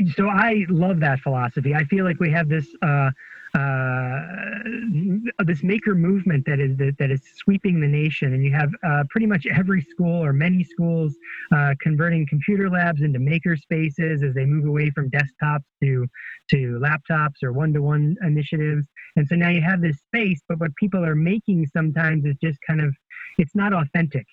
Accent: Buffalo, New York, United States; now in Virginia, United States; I'm in Virginia, but I grew up in Buffalo

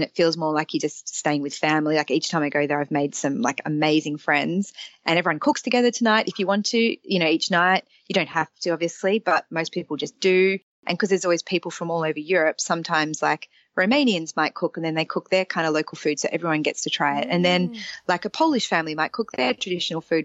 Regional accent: Australia; moved away as an adult; also born or lived in London; being with an Australian passport

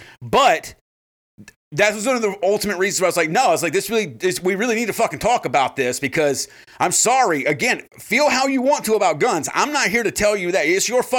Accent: South Carolina, United States; I'm from South Carolina.

